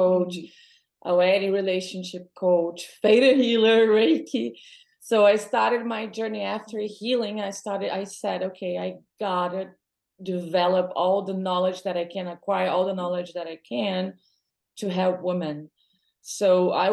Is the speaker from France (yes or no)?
no; Brazil; moved away as an adult; now in Los Angeles, United States; I am Brazilian. I was born in Brazil, raised in Brazil, but I live in four different countries